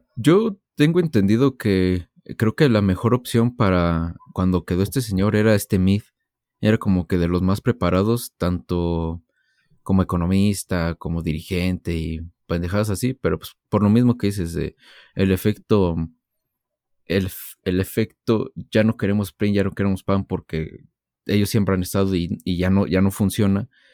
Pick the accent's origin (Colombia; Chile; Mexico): Mexico; todos como mexicanos sabemos